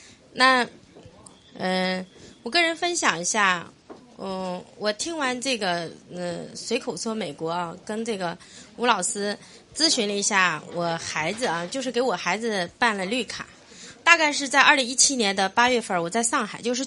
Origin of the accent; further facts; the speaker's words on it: Baotou, Inner Mongolia, China; 我来自内蒙古包头，我昨天专门赶到这儿来的。